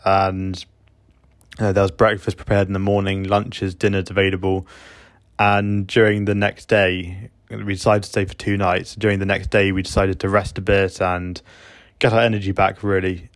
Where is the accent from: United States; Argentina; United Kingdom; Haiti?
United Kingdom; now in Ukraine; me being British